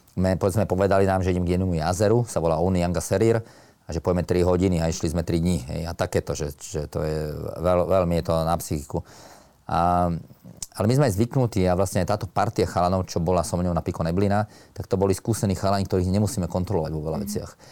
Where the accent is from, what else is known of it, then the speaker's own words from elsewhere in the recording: Slovakia; nás 10 Slovákov